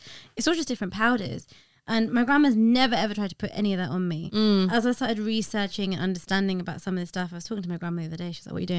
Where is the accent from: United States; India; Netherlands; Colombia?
India; Yeah, it's so interesting because I'm Indian, got so many doctors in the family.